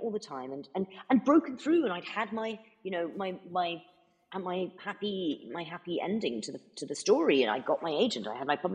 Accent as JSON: {"language": "English", "country": "United States", "tie": "born or raised there", "also_born_or_lived": "United Kingdom", "said": "because I was born in America, as you very kindly said earlier, and I grew up. Mo- more of my childhood was spent here than it was in because I'm actually"}